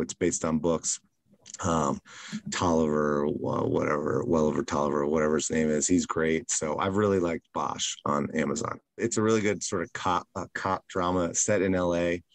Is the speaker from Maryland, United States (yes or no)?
yes; Silver Spring, Maryland, United States; now in New York City, United States; I was raised in Maryland, mm-hmm. in Silver Spring, Maryland, which is a pretty large suburb of Washington, D.C.